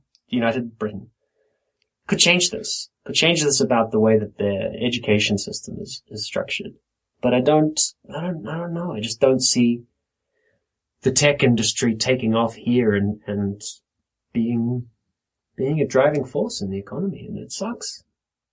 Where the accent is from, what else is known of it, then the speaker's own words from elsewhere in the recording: New Zealand; moved away as an adult; now in England; I'm from New Zealand